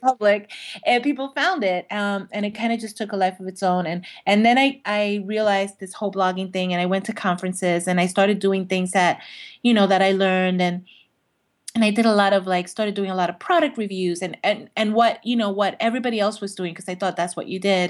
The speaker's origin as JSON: {"language": "English", "town": "New York City", "region": "New York", "country": "United States", "said": "I'm from Brooklyn"}